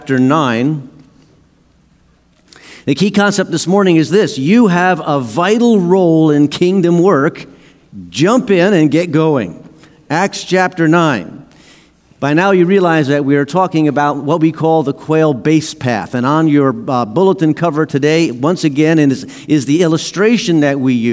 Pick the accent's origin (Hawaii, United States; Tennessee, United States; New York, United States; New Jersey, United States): New Jersey, United States; In the town that I grew up in New Jersey, we had a community pool.